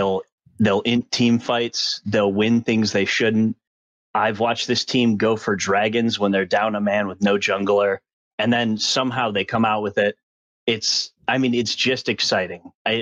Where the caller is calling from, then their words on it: Wisconsin, United States; I'm calling from Midwest Wisconsin.